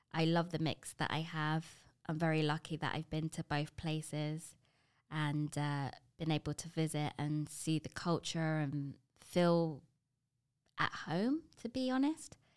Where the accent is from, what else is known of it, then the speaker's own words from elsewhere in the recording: London, United Kingdom; moved away as an adult; now in Toronto, Canada; before Toronto, I ha-, was born and bred in London